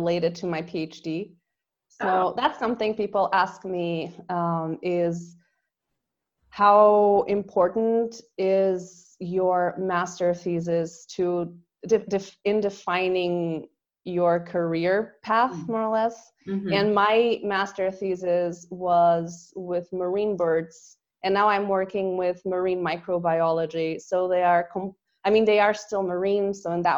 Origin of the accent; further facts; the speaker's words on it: Portugal; English is a second language; moved away as an adult; now in Austria; I'm from Portugal, which is a coastal country